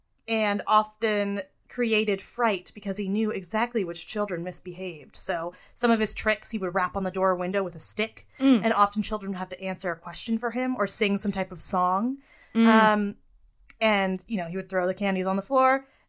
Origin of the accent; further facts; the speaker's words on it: United States; we are American